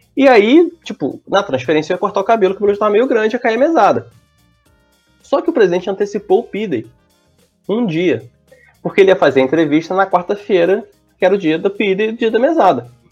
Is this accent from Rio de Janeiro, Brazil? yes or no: yes; Nova Friburgo, Rio de Janeiro, Brazil; now in Niterói, Brazil; eu sou de Nova Friburgo